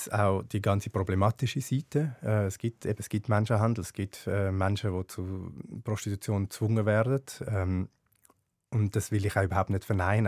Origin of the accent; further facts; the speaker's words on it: Zurich, Switzerland; als Bub in Schwammendingen